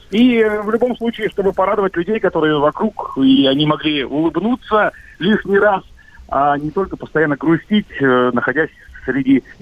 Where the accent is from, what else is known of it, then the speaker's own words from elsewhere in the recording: Khabarovsk, Khabarovsk Krai, Russia; Да, так точно, Дальний Восток, Хабаровск.